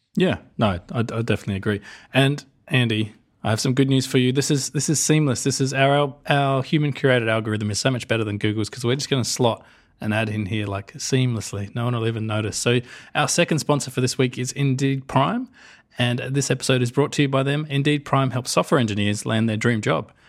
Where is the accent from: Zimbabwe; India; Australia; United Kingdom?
Australia; us Australians